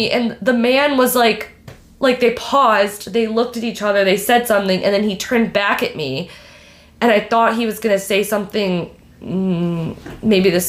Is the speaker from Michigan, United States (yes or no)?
yes; Michigan, United States; I'm from Michigan.